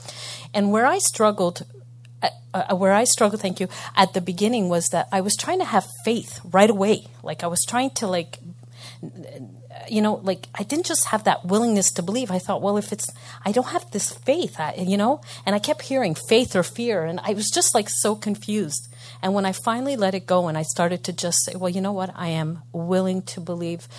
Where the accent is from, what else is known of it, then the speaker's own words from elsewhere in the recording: Montreal, Quebec, Canada; I'm from Montreal